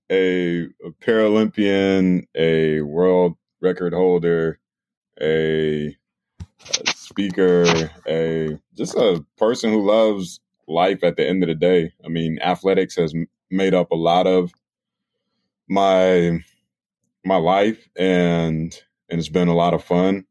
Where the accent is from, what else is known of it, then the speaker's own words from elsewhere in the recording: Raleigh, North Carolina, United States; I grew up in Raleigh, North Carolina